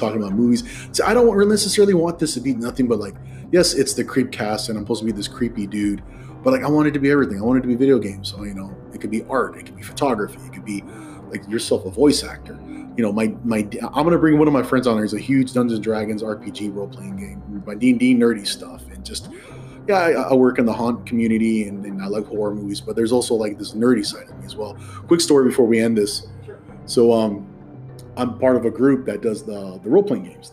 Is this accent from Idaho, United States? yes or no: no; Hacienda Heights, California, United States; I grew up at in Hasson Heights, California